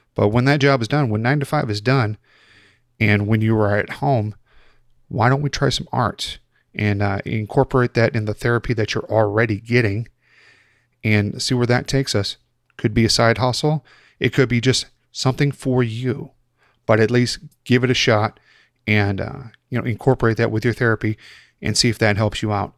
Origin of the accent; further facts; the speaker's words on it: Chicago, Illinois, United States; moved away; I'm originally from Chicago